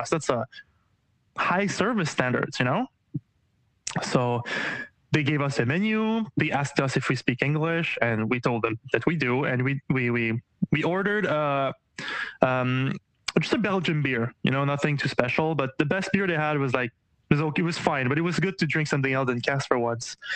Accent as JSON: {"language": "English", "region": "Quebec", "country": "Canada", "said": "well, uh, I'm from I'm from Canada, Quebec."}